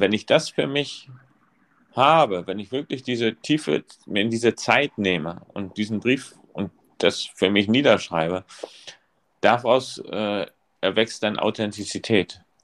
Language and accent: German; East Germany, Germany; now in Rostock, Germany; ich komme aus der DDR. Und oder bin in der DDR sozialisiert worden